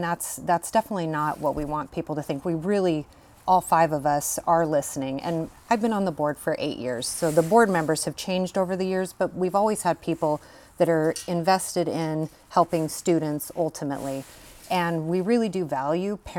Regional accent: Shelton, Washington, United States; I grew up in Shelton and graduated from Shelton High School myself. Came back to raise a family here

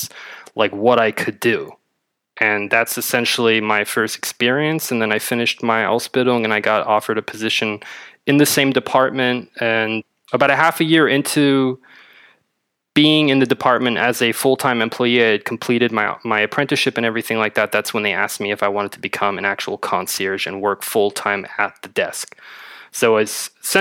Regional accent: Berlin, Germany; also born or lived in Madrid, Spain; I'm from Berlin, born and raised.

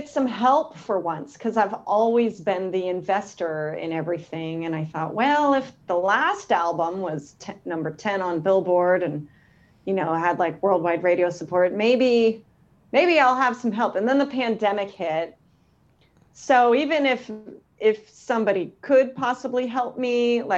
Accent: Concord, California, United States; now in Sacramento, United States; I grew up in Concord

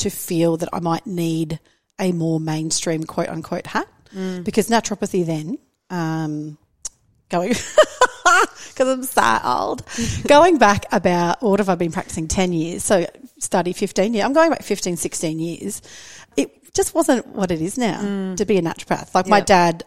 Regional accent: South Australia, Australia; moved away as an adult; also born or lived in United Kingdom / Canada; now in Sunshine Coast, Australia; I am born and raised in South Australia

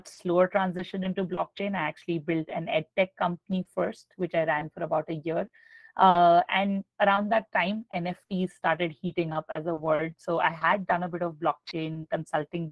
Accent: New Delhi, Delhi, India; I grew up in New Delhi, India.

